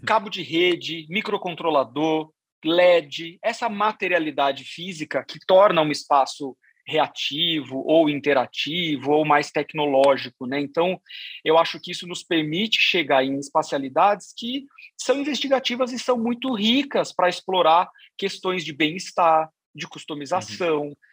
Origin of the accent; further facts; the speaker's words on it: Sorocaba, São Paulo, Brazil; eu sou de Sorocaba, sou, sou, do interior